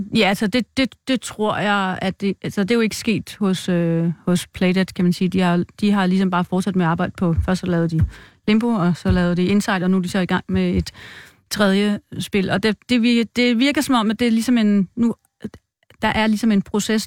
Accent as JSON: {"language": "Danish", "town": "Viby", "country": "Denmark", "moved": "as an adult", "said": "Oprindeligt er jeg fra Midtjylland, Viby, Sjælland"}